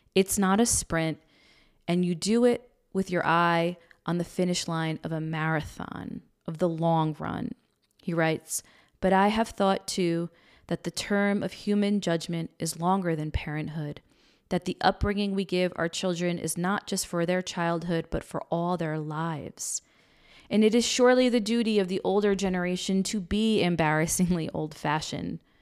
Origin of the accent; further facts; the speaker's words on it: United States; We grew up right outside New York City, in a suburb outside New York City